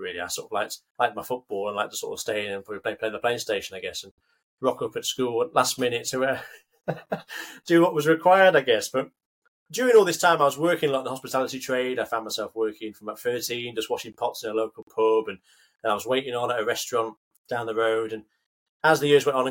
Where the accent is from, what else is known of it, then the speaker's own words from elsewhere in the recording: Carlisle, North West England, United Kingdom; I'm brought up just outside the Lake District. So I'm from Carlisle originally